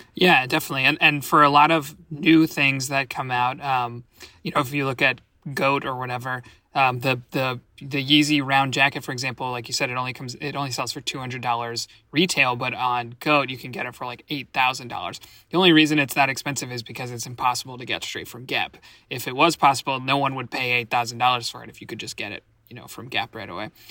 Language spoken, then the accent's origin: English; Washington, District of Columbia, United States; my hometown, Washington, D C.